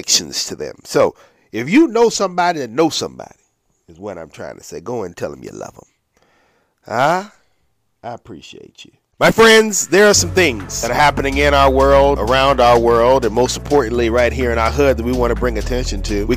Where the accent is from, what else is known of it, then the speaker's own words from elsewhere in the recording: Norfolk, Virginia, United States; We come from Norfolk, at least I do.